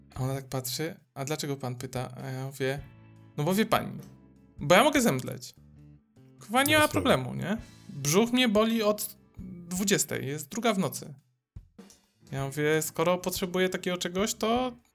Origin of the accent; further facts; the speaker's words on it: Dąbrowa Górnicza, Silesian Voivodeship, Poland; now in Gliwice, Poland; ja jestem z Dąbrowy Górniczej